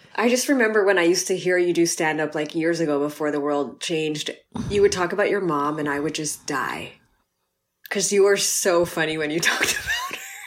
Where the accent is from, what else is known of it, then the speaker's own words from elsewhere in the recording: Los Angeles, California, United States; born and raised in L